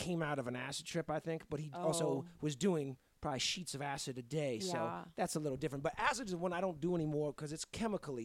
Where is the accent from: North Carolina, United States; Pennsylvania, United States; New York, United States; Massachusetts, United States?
Massachusetts, United States; Boston; my friend I grew up with in Boston